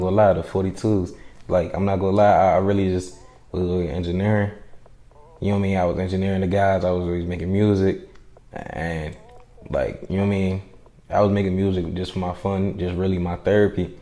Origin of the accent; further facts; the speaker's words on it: D.C., Maryland, DMV, United States; also born or lived in Providence, Rhode Island / New York; I was born in Providence, Rhode Island. Uh, I was raised in, you know, D.C., Maryland, mm-hmm. Virginia area, DMV